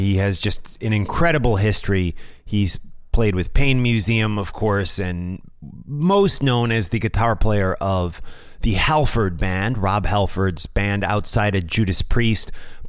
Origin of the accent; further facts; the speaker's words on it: New Jersey, United States; here in my home state of New Jersey